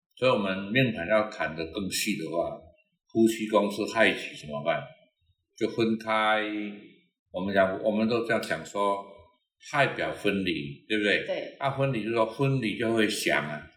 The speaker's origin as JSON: {"language": "Chinese", "country": "Taiwan", "said": "我们台湾人"}